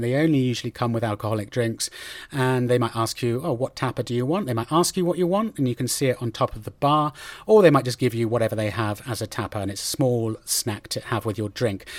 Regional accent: United Kingdom; now in Spain; being a Brit

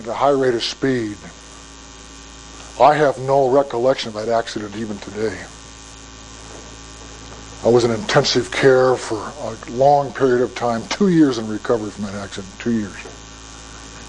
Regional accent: United States; I'm an American.

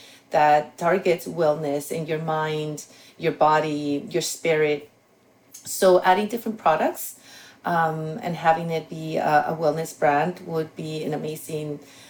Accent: Mexico; that there's talks there too in Mexico. I'm from Mexico.

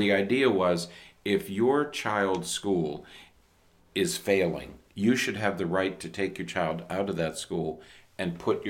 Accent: Pennsylvania, United States; now in Florida, United States; the place where I grew up in Pennsylvania

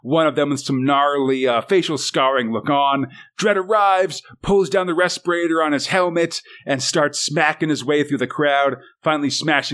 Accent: United States; as an American

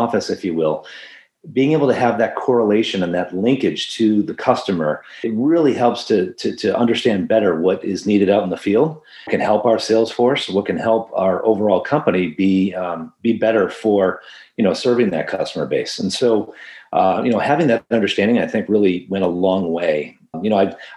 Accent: Boston, Massachusetts, United States; moved away as an adult; I'm originally from Boston

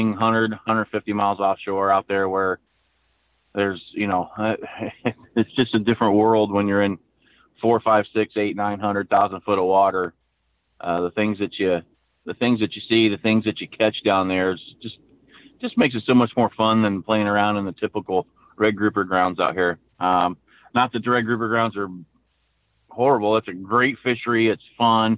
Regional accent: Indiana, United States; moved away as an adult; now in Florida, United States; I'm from Indiana originally

